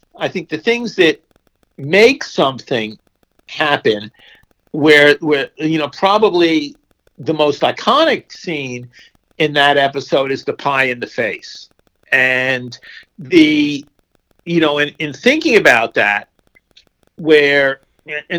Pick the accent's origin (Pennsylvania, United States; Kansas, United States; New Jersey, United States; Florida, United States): New Jersey, United States; Essex County; moved away; I was basically in my hometown